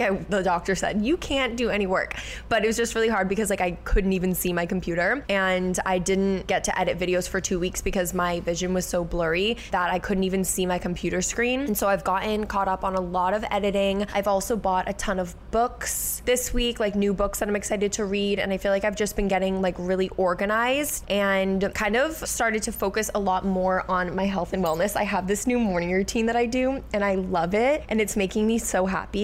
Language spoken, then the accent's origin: English; Dennis, Massachusetts, United States; moved away as an adult; also born or lived in Hyannis, Massachusetts; now in Boston, United States; we grew up on Cape Cod, which is a little island that is like an hour away from the city